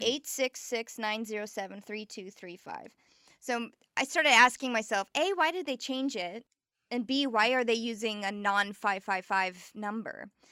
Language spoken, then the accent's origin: English; Nebraska, United States; moved away; also born or lived in Oklahoma; I'm born and raised in Nebraska